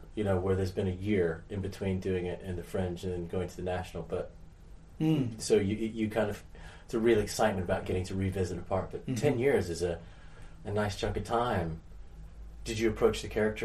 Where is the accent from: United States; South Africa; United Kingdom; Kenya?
United States; Florida; moved away; Well, Florida